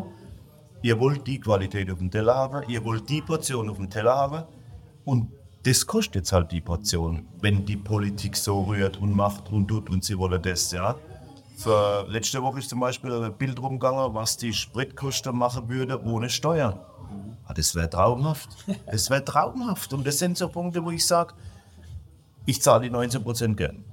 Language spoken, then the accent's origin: German; Germany; Ich bin im deutschen Land. Ich bin Deutscher